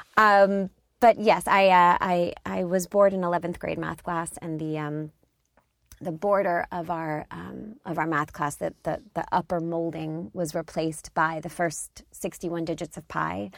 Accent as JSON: {"language": "English", "area": "outside Philadelphia", "region": "Pennsylvania", "country": "United States", "tie": "born or raised there", "said": "I grew up outside Philadelphia"}